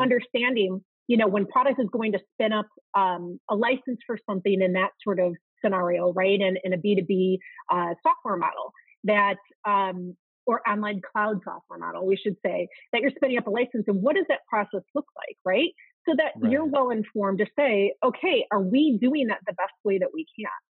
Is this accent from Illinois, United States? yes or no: yes; outside of Chicago, Illinois, United States; I grew up in Chicago, outside of Chicago, Illinois